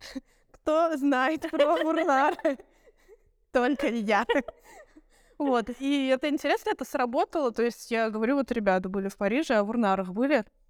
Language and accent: Russian; Cheboksary, Chuvashia, Russia; moved away as an adult; also born or lived in Saint Petersburg; now in Moscow, Russia; я из Чувашской республики, mm-hmm. я а, из Чебоксара